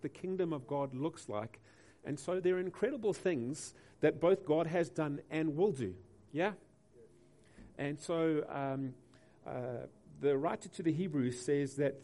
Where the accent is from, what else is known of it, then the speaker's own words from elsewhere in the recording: Durban, KwaZulu-Natal, South Africa; we come from Durban